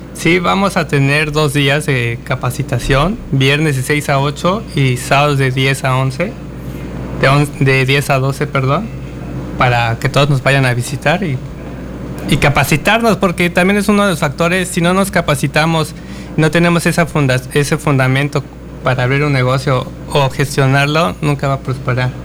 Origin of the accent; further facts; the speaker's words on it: Mexico; Como mexicanos.